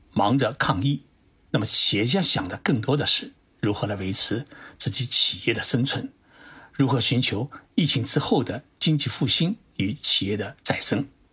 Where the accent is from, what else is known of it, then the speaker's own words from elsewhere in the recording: China; now in Japan; 我们中国人